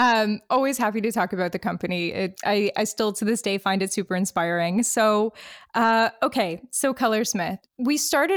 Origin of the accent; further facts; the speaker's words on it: Detroit, Michigan, United States; moved away as an adult; now in Halifax, Canada; I am from Detroit, Michigan.